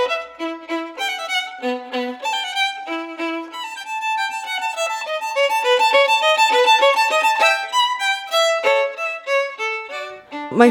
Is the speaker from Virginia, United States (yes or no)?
yes; Oak Hill, Virginia, United States; I grew up here in Oak Hill, Virginia, so I've basically lived here my entire life.